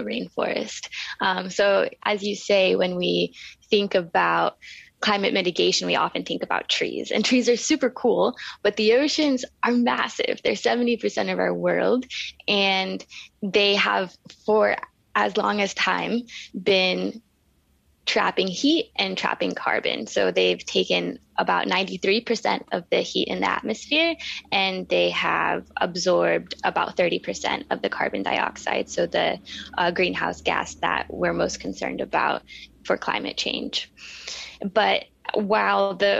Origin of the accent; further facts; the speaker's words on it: Gulf Coast of Florida, United States; moved away as an adult; also born or lived in Aotearoa; now in New Zealand; I grew up on the water. I grew up on the Gulf Coast of Florida